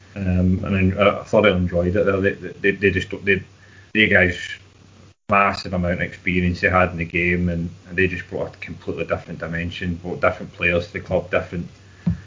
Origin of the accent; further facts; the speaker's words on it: Glasgow, Scotland, United Kingdom; I was from Milton in North Glasgow.